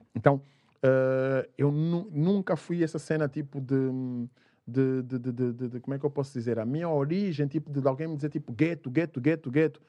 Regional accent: Odivelas, Lisbon, Portugal; also born or lived in Luanda, Angola; cresci em Odivelas

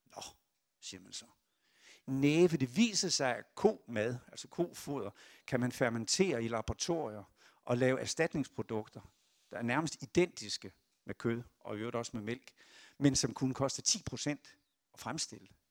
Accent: Esbjerg, Southern Denmark, Denmark; moved away; jeg er fiskesøn fra Esbjerg

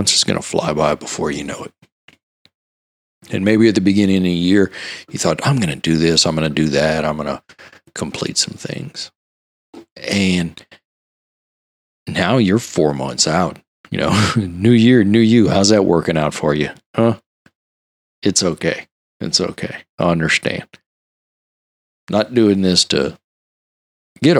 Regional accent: Louisiana, United States; I'm from Louisiana.

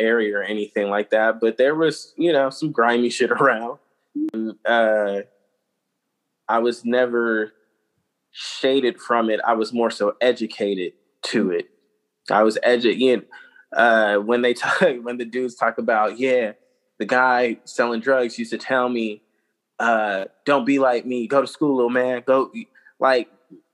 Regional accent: Vallejo, California, United States; the guys that I grew up with in Vallejo as a child

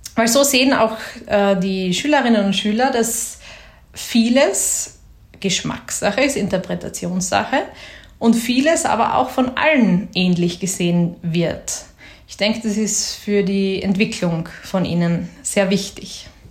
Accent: Graz, Styria, Austria; ich bin aus Graz

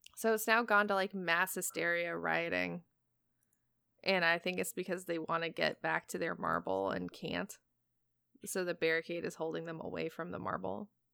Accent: Portland, United States; my hometown of Portland

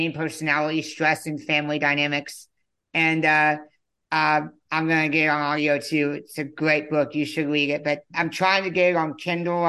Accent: Conroe, Texas, United States; I was born in Conroe, Texas, 30 years ago

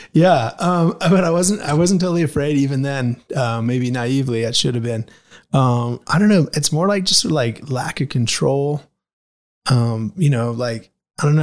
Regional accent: Anchorage, Alaska, United States; moved away; I grew up in Anchorage, Alaska

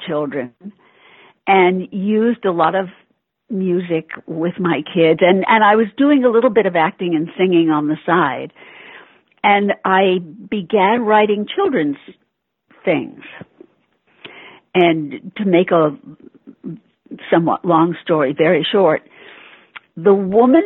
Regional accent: New York, United States; Born and bred in New York

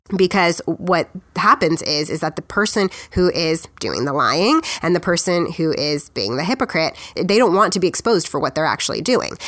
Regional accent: United States; we, as the American people

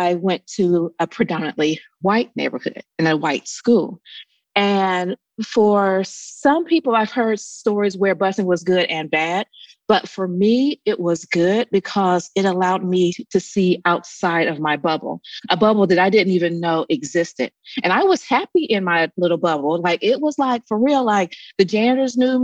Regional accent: Columbus, Ohio, United States; moved away as an adult; also born or lived in Atlanta / Dayton, Ohio; I grew up in Columbus, Ohio

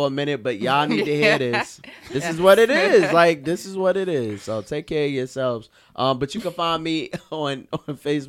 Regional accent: New York City, New York, United States; I'm from Brooklyn.

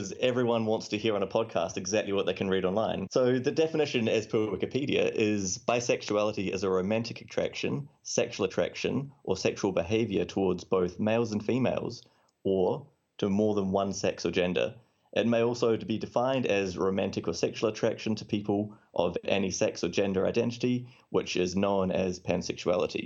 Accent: New Zealand; now in London, United Kingdom; I'm …, and as the name might suggest, I'm from New Zealand, but I'm living in London now

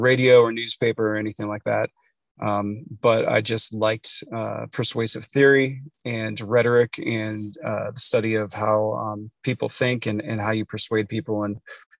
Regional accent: Akron, Ohio, United States; I grew up in Akron, Ohio, so Rust Belt town in the Midwest.

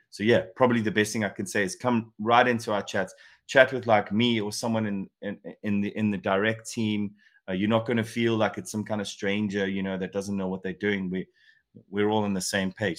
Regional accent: South Africa; moved away; also born or lived in England; I'm obviously South African born, but I spend a ton of time in England

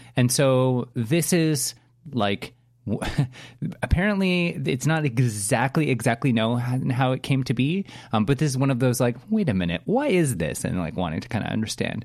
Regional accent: Canada; as a Canadian

